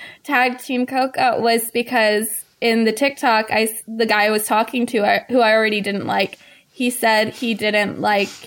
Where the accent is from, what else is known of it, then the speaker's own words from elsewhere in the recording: the South, United States; accent: Southern; they thought that my southern accent was more um, like rougher around the edges.